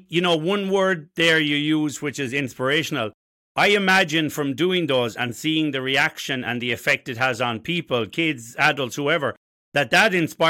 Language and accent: English; Currafin, County Galway, Connacht, Ireland; I'm from Currafin, a hurling and a football place.